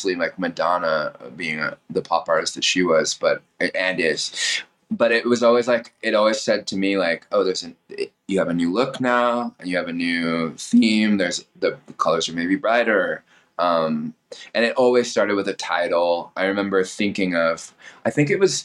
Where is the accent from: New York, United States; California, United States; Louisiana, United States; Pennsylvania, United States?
California, United States; Temecula; LA was always my backyard growing up in Temecula